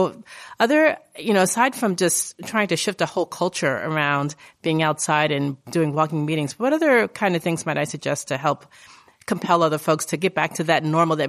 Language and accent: English; Indianapolis, Indiana, United States; from Indianapolis.